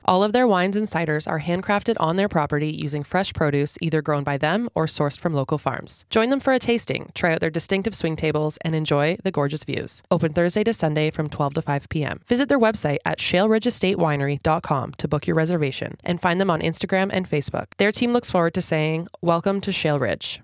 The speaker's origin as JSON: {"language": "English", "country": "Canada", "said": "I am Canadian"}